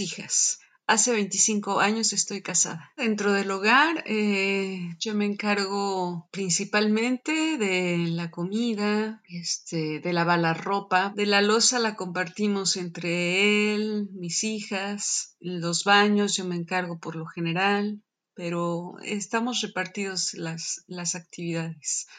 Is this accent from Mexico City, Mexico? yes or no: yes; Mexico City, Mexico; soy de la Ciudad de México